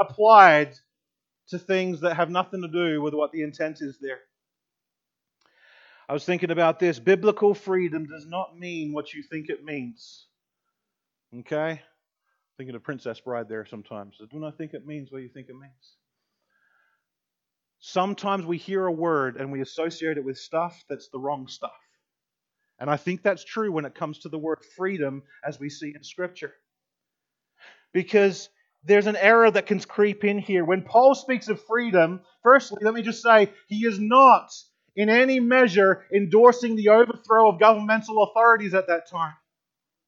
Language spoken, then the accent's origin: English; Australia; moved away as an adult; now in United States; I grew up in Australia for 22 years in Australia, and then I came over here, and here in America